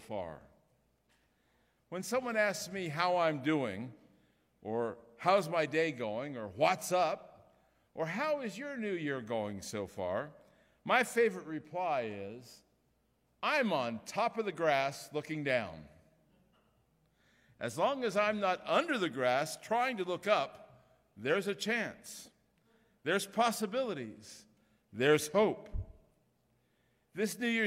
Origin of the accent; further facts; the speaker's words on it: Ohio, United States; moved away; I'm from Ohio originally